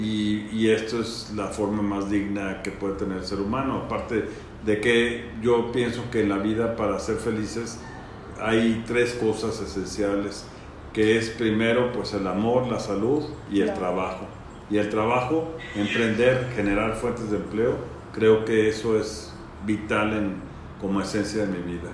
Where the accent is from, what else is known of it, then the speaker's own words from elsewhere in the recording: Morelia, Michoacán, Mexico; nací aquí en Morelia, mi vida la he desarrollado tanto en la época de estudiante como profesionalmente en mi ciudad, en Morelia